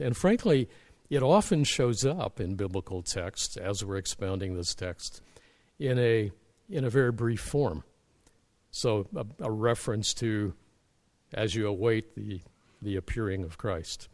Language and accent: English; Middle America, Midwest, United States; moved away as an adult; now in Canada; as a youth in my church back in Middle America